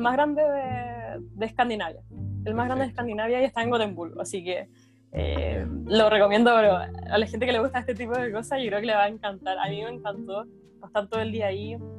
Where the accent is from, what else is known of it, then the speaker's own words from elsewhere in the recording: Viña del Mar, Valparaíso, Chile; moved away as an adult; also born or lived in Gothenburg, Sweden; now in Denmark; yo soy de Viña